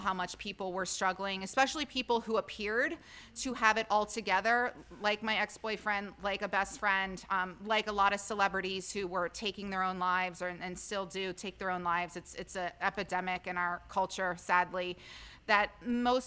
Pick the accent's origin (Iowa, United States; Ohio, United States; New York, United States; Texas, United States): Ohio, United States; moved away; also born or lived in Pennsylvania / Los Angeles / Chicago; I'm from Ohio, so I know cold.